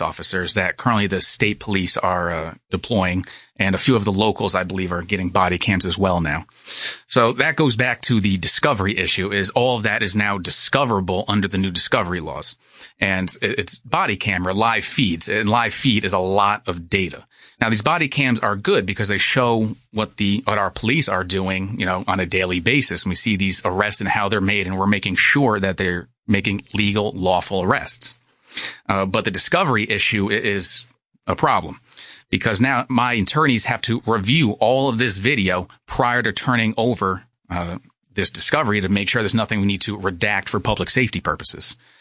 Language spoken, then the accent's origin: English; Monticello, New York, United States; I'm from Sullivan County. I, uh, went to the public schools of Monticello until eighth grade